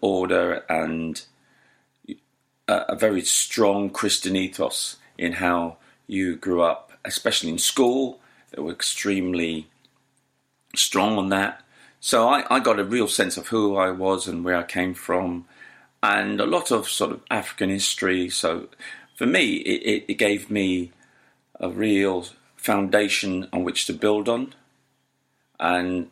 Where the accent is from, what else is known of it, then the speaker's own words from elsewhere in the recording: London, United Kingdom; also born or lived in Jamaica; I was born in Islington, and I went to school throughout my sort of formative age, other than a short time of a few years in Jamaica, a primary school age, but the rest of my development was in Islington